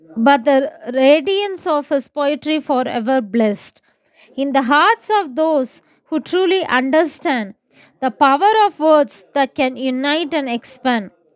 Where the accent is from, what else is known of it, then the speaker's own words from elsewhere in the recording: Kodaikanal, Tamil Nadu, India; I'm from Kodaikanal.